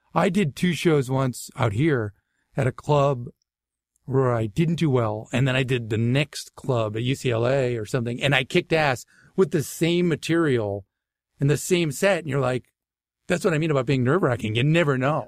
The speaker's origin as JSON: {"language": "English", "town": "Natick", "region": "Massachusetts", "country": "United States", "tie": "born or raised there", "also_born_or_lived": "Waltham, Massachusetts / Framingham, Massachusetts / Boston", "accent": "Boston", "moved": "yes", "said": "I was born in, uh, Waltham, Massachusetts, but I really grew up in Natick, Massachusetts, in Framingham, Mass, which is like sixteen miles west of Boston."}